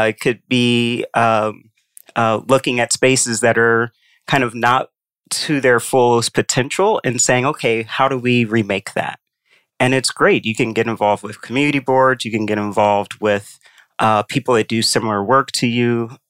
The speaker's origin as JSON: {"language": "English", "town": "Indianapolis", "region": "Indiana", "country": "United States", "tie": "born or raised there", "said": "So I grew up in Indianapolis."}